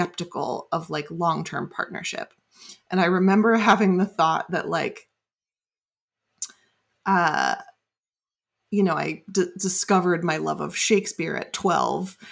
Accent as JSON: {"language": "English", "area": "Bay Area", "region": "California", "country": "United States", "tie": "born or raised there", "said": "I grew up in the Bay Area."}